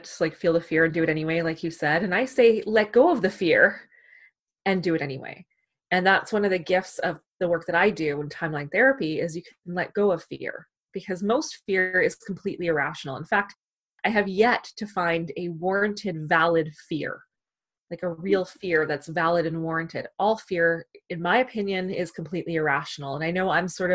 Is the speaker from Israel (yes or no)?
no; Canada; we're Canadian